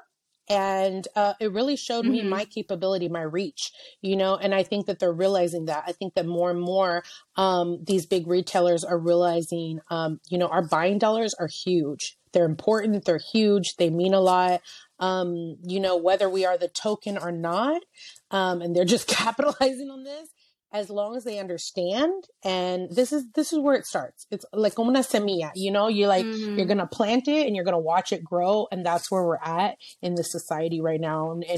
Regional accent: San Francisco, California, United States; the Macy's that, you know, I grew up looking at in San Francisco

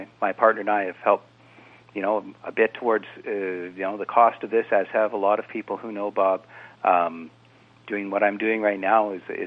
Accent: Canada; as a Canadian

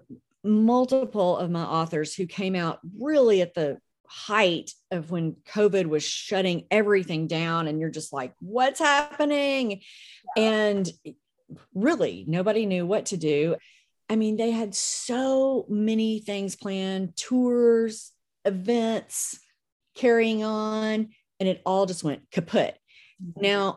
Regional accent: Memphis, Tennessee, United States; I'm from Memphis

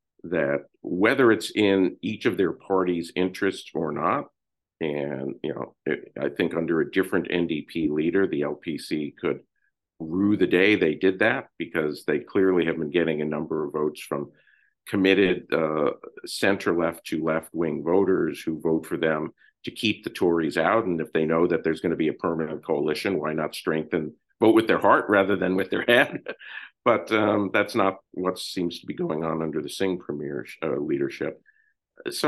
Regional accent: United States; as an American

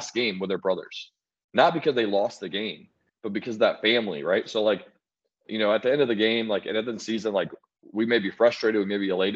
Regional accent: Orlando, Florida, United States; my hometown, Orlando

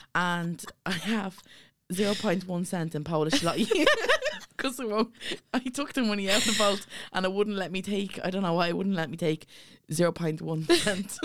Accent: Dublin, Leinster, Ireland; we come from Ballyfermot and it's a town of poverty

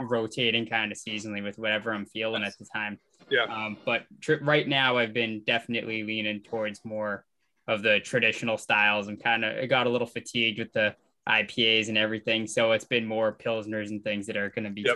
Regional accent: Melrose, Massachusetts, United States; now in Maine, United States; being from Boston, we're from Melrose

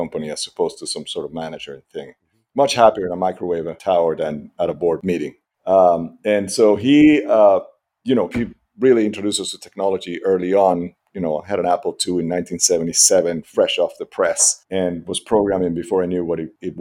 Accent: Caracas, Capital District, Venezuela; moved away; I grew up in Venezuela. I grew up in Caracas.

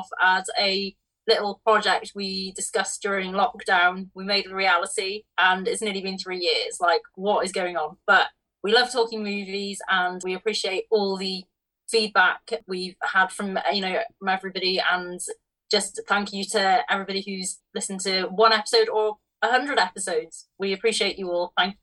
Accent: Wales, United Kingdom; me being Welsh

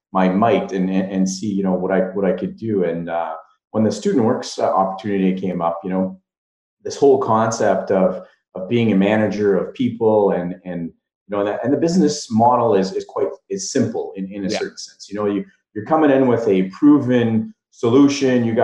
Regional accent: Dubreuilville, Ontario, Canada; I come from Dubreuilville.

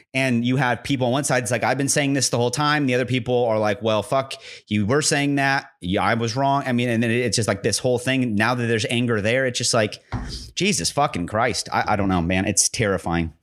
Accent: United States

